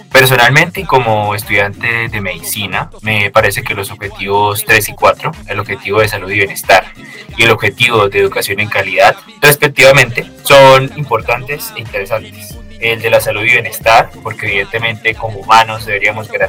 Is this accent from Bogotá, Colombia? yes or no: no; Ocaña, Norte de Santander, Colombia; tengo 18 años, soy de Ocaña, norte de Santander